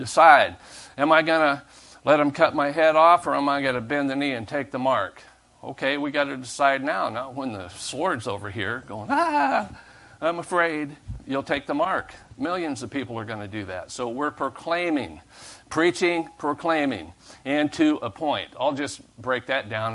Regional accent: United States; I'm an American

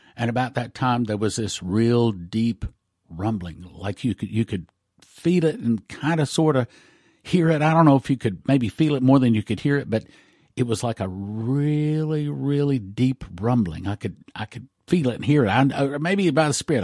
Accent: West Texas, United States; moved away; I, I grew up in West Texas. I grew up in the oil patch

